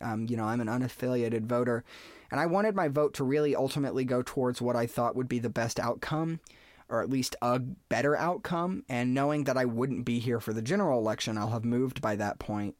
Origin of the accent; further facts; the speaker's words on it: North Carolina, United States; my home state